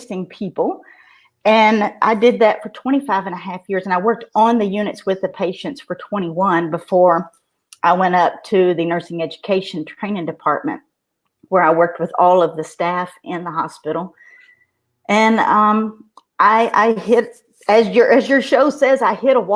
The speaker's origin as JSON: {"language": "English", "town": "Russellville", "region": "Kentucky", "country": "United States", "tie": "born or raised there", "said": "they can probably tell by my dialect that I am from Kentucky. Everybody says Tennessee, but I am in Russellville, Kentucky. That is western part. I was born and raised here."}